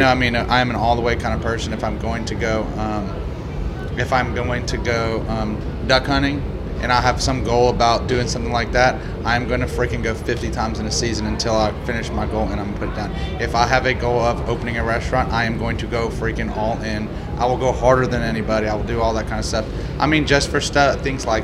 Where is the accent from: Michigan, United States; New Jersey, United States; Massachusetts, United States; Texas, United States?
Texas, United States; Houston; I'm from Houston